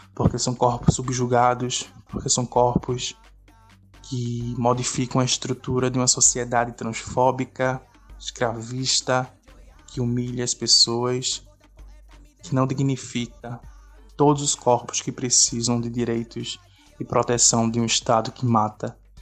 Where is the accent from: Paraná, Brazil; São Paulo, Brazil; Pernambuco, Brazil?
Pernambuco, Brazil; Olinda; Sou de Olinda